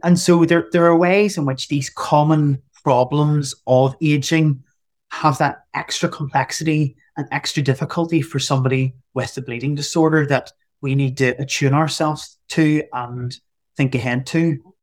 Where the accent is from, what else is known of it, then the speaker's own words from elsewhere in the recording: Northern Ireland, United Kingdom; I'm from Northern Ireland.